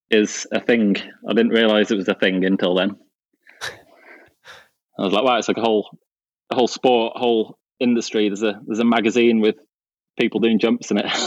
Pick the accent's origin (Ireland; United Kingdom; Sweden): United Kingdom; West Midlands; now in Finale, Italy; I grew up in the UK, just outside Birmingham, uh, between Dudley